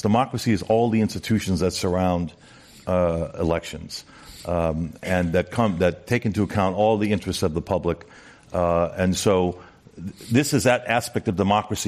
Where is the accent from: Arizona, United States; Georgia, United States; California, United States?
California, United States; we're Californian